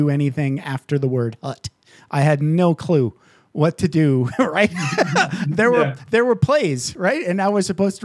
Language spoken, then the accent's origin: English; Michigan, United States; now in Las Vegas, United States; I grew up in Michigan